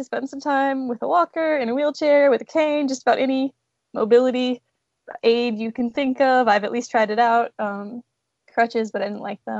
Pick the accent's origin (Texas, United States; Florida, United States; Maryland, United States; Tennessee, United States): Texas, United States; Houston; also born or lived in New York; I grew up in Houston